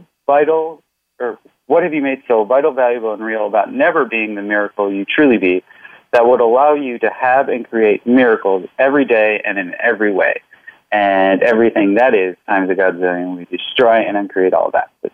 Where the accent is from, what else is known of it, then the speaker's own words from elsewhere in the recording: Midwest, United States; I'm from the Midwest